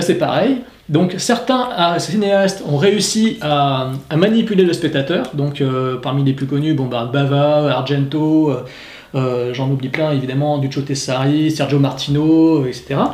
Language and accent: French; France; Chez nous en France